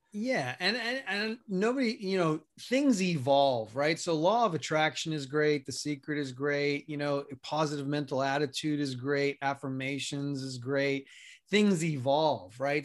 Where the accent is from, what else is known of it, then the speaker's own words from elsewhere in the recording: New York City, New York, United States; moved away as an adult; also born or lived in Colorado; now in Arizona, United States; I grew up in New York City, spent the first eighteen years of my life there